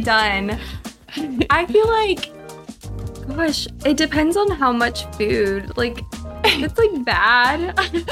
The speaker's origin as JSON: {"language": "English", "region": "Texas", "country": "United States", "moved": "yes", "lives_now": "California, United States", "said": "I'm from Texas"}